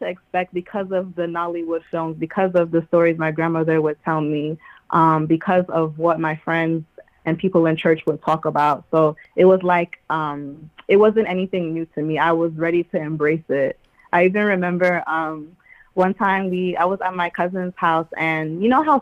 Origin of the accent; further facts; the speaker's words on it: New York City, New York, United States; I was born and raised in Queens, New York